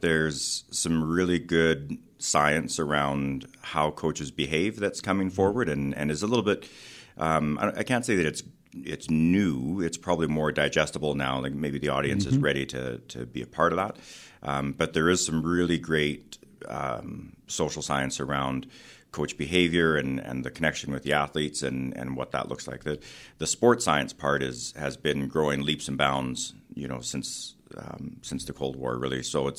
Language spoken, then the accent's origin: English; Edmonton, Alberta, Canada; also born or lived in Calgary; Yeah, so I grew up in Edmonton